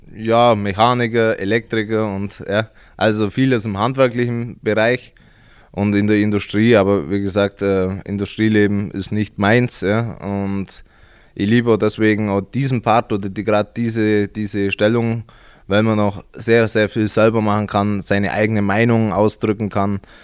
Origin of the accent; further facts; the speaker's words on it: Augsburg district, Bavaria, Germany; Also ich komme aus dem Landkreis Augsburg, ganz ländlich